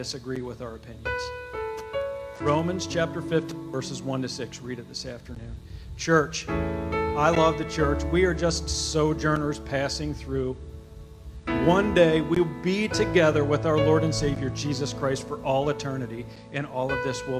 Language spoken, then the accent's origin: English; Chambersburg, Pennsylvania, United States; my family at the July 4th parade in my hometown of Chambersburg, Pennsylvania